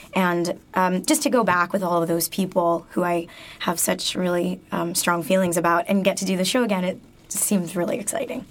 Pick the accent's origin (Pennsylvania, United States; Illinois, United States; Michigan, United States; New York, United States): Michigan, United States; moved away; growing up in Michigan when I was younger